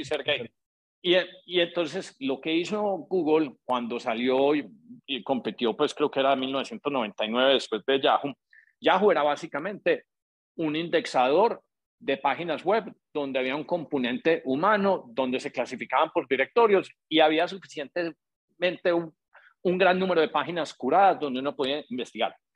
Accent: Colombia; now in United States; nosotros somos colombianos y llega uno a Estados Unidos

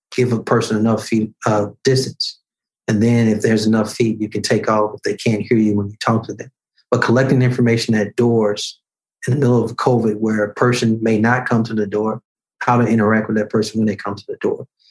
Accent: Birmingham, Alabama, United States; 12 years ago in 2009, the first time I ran for elected office in my hometown

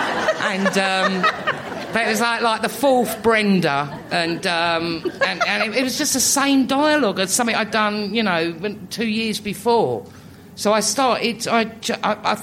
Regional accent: London, United Kingdom; living in Islington, growing up in Islington. I've not moved in. I'm not new Islington. I'm old Islington

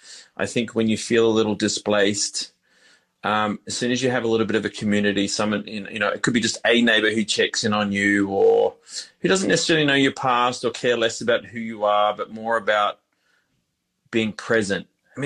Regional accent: Queensland, Australia; I grew up, ultimately ended up growing up in Queensland anyway for the best part of my earlier childhood from the age of, say, three through to 13.

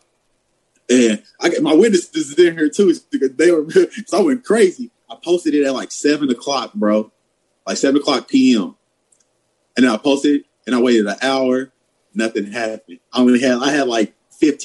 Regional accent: Madisonville, Kentucky, United States; she grew up where I grew up in Madisonville, Kentucky

